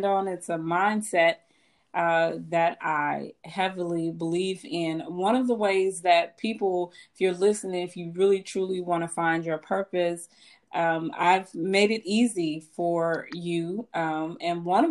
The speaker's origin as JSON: {"language": "English", "town": "Chicago", "region": "Illinois", "country": "United States", "tie": "born or raised there", "said": "I was born in Chicago. I was raised on the south side of Chicago"}